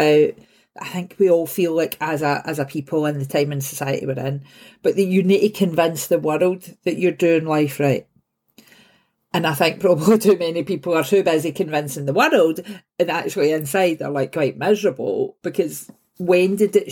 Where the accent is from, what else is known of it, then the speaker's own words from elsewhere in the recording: Glasgow, Scotland, United Kingdom; I'm from Govan. And so an old shipbuilding area. So I moved back here like 6-7 years ago and actually bought the house that I grew up